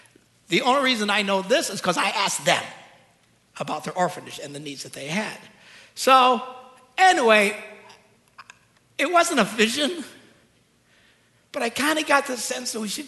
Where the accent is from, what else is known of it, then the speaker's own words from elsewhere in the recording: United States; But we're Americans. We get scammed all the time.